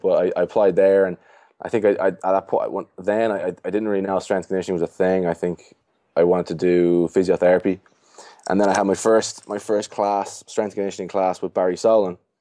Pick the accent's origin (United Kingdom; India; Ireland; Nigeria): Ireland; Dublin, Leinster; moved away as an adult; also born or lived in Springfield, Massachusetts, United States; now in Boston, United States; I'm from Dublin, Ireland